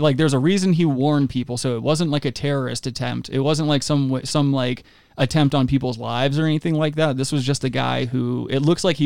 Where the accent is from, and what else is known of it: United States